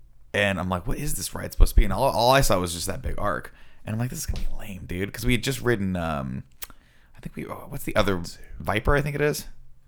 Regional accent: Southern California, United States; I grew up in Southern California

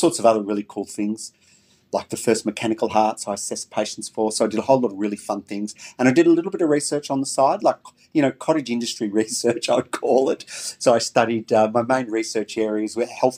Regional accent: Melbourne, Victoria, Australia; I was born and raised in Melbourne

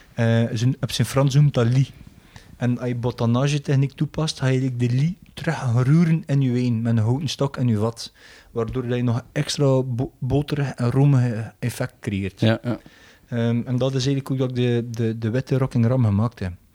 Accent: Belgium

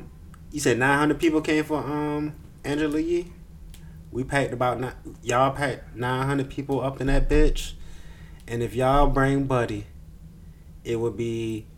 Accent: Savannah, Georgia, United States; we all from Savannah

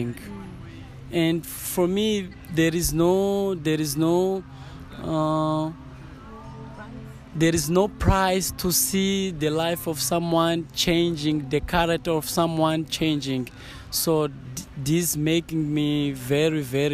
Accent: Mozambique; I'm from Mozambique. I live in Beira

